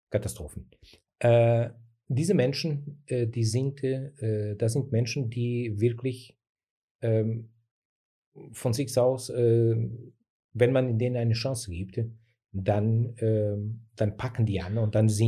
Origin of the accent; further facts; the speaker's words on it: Portugal; now in Germany; die Gesellschaft hier ist ein bisschen anders gestaltet, gestaltet sich ein bisschen anders als bei uns in Portugal.